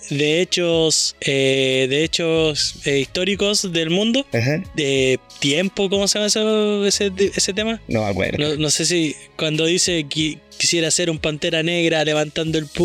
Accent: Coyhaique, Aysén, Chile

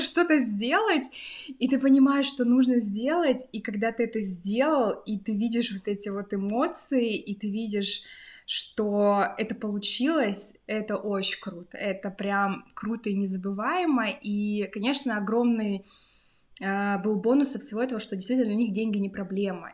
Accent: Krasnoyarsk, Krasnoyarsk Krai, Russia; moved away as an adult; also born or lived in Saint Petersburg, Russia; now in Berlin, Germany; Я родом из Сибири, сибирячка Родилась э, в Красноярске

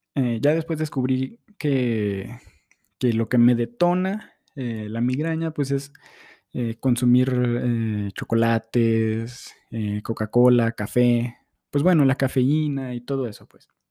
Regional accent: Durango, Mexico; moved away; vengo de Durango, una ciudad este, hermosa, plana

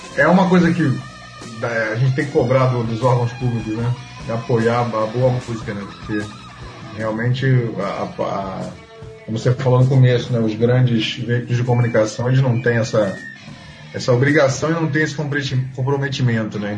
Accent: Rio de Janeiro, Brazil; de nascença mesmo e de coração eu sou carioca

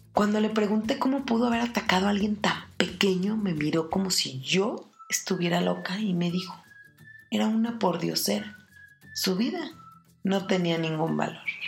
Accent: Mexico

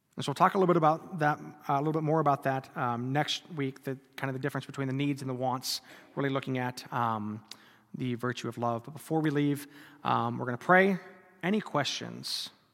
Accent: North Dakota, United States; I grew up in North Dakota

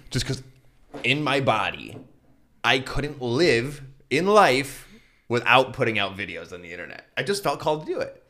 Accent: Castalia, Ohio, United States; also born or lived in Cleveland, Ohio / Santa Barbara, California / Hawaii; I'm from Castelia, which is behind you

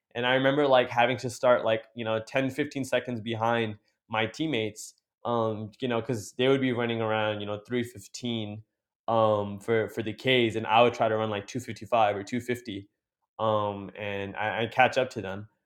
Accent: Jersey City, New Jersey, United States; me being a city guy, like, you know, growing up in Jersey City

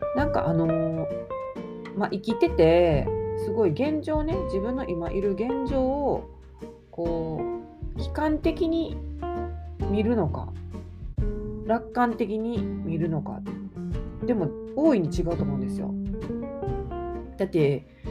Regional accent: Kansai, Japan; 関西人なんで

